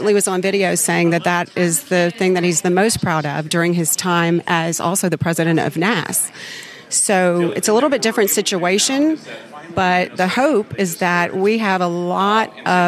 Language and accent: English; Louisiana, United States; I'm from Louisiana.